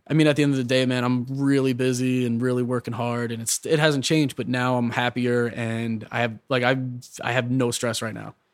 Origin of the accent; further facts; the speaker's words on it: New York, United States; also born or lived in Long Island; I'm from New York